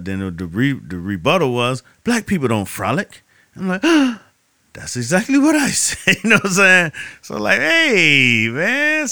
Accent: Miami, Florida, United States; I'm from Miami.

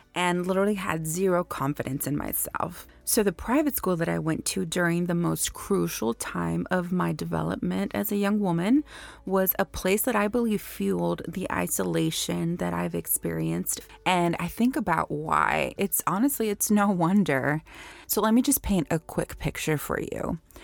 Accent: Houston, Texas, United States; I was born and raised in Houston, Texas.

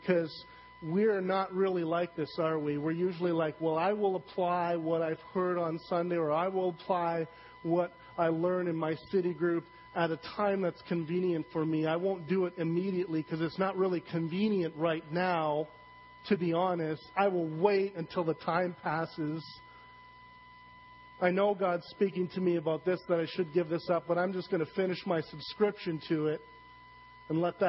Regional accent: Saskatchewan, Canada; I'm from Saskatchewan

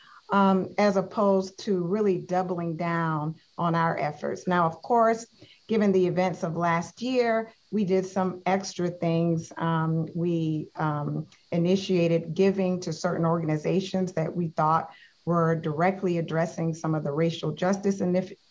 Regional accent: the South, United States; I'm from the South.

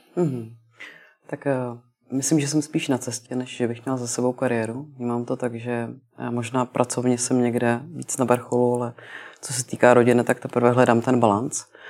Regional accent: Prague, Czechia; jsem se narodila v Praze

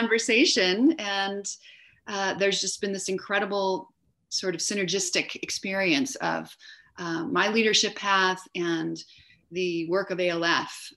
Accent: California, United States; now in Denver, United States; I was born in California

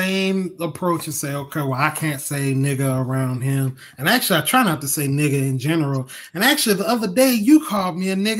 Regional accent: Mississippi, United States; I'm from Mississippi.

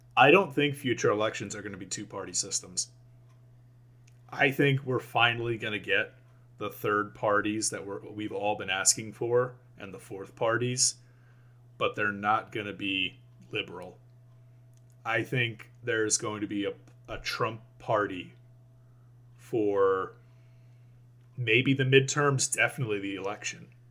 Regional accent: United States

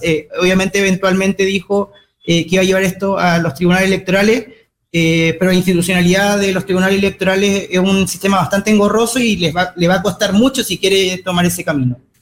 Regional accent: Magallanes and Chilean Antarctica, Chile; chileno, magallánico

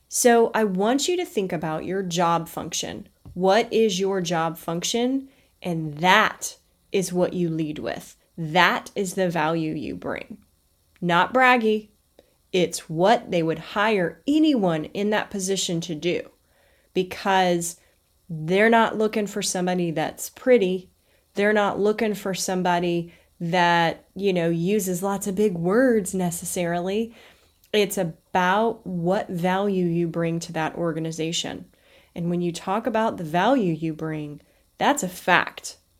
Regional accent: the South, United States; I was raised in the South

